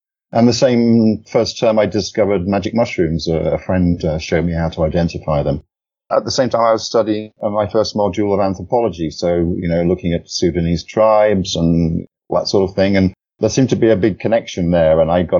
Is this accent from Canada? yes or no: no; East of England, United Kingdom; I'm originally from England. I moved around quite a bit as a child, but basically my formative years are in the east of England, Norfolk, which is a big agricultural area.